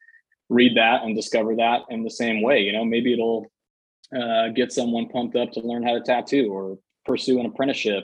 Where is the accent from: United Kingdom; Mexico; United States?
United States; Indianapolis, Indiana; now in Los Angeles, United States; my hometown skate shop in Indianapolis